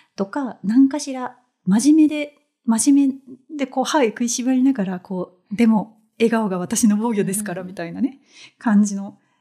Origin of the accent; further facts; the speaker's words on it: Tokyo, Japan; 共に中高6年 間女子校、うんうん、で東京生まれ東京育ち